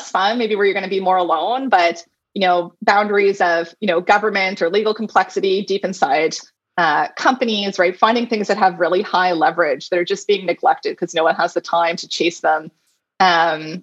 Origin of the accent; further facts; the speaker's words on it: Halifax, Nova Scotia, Canada; Halifax is my hometown.